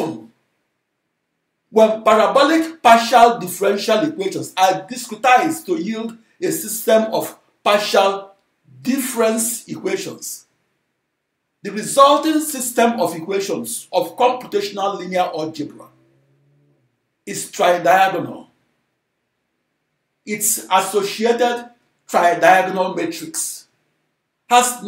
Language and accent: English; Onitsha, Anambra, Nigeria; my hometown of Onitsha, Nigeria